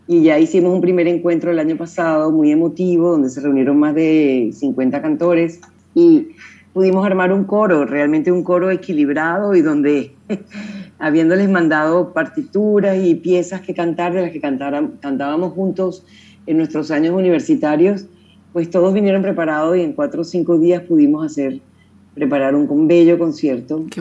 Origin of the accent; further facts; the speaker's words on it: Venezuela; existieron también otras fundaciones eh, en mi país, la Fundación Vinicio Dames